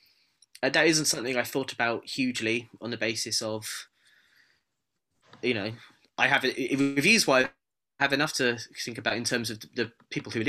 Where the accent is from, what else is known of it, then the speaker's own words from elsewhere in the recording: United Kingdom; being a Brit